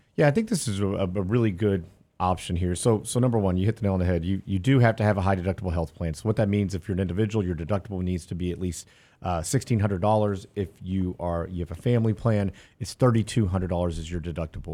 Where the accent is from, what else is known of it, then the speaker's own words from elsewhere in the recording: Houston, Texas, United States; I grew up in Houston where it flooded often